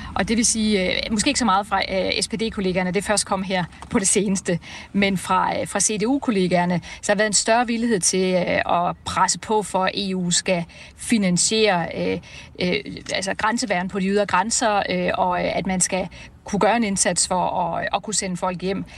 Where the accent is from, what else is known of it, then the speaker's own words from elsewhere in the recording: Denmark; vi danske socialdemokrater